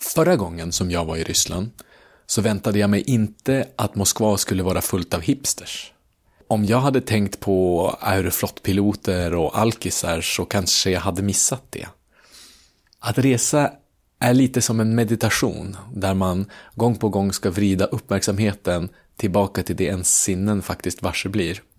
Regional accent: Umeå, Västerbotten County, Sweden; Umeå där jag kommer ifrån

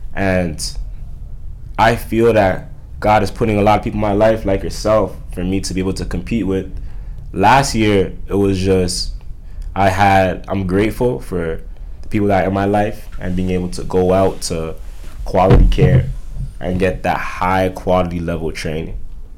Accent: Toronto, Ontario, Canada; So the thing was me growing up, I always felt like the victim.

